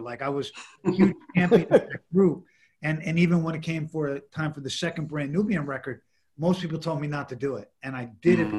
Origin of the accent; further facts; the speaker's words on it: New York City, New York, United States; I grew up in the Lower East Side